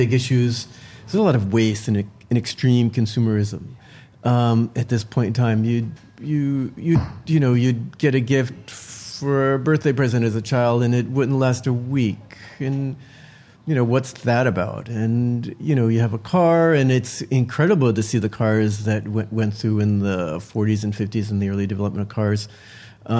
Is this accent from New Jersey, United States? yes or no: yes; New Jersey, United States; now in New York City, United States; I grew up in New Jersey